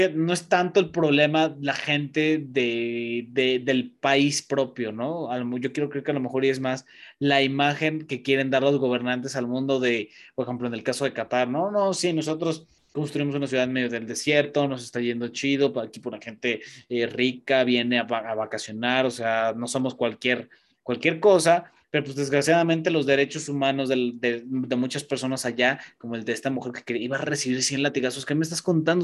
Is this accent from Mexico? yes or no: yes; Mexico; sí soy mexicano